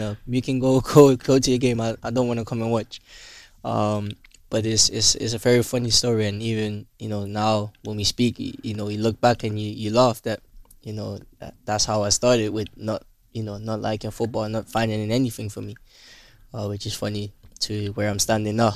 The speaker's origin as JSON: {"language": "English", "town": "Willemstad", "country": "Curaçao", "tie": "born or raised there", "said": "I grew up in in Willemstad"}